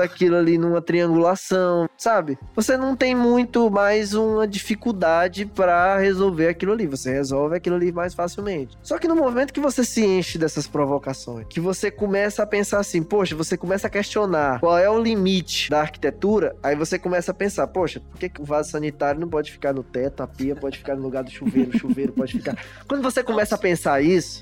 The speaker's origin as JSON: {"language": "Portuguese", "town": "Teresina", "region": "Piauí", "country": "Brazil", "said": "eu sou teresinense e eu gosto de observar a minha cidade"}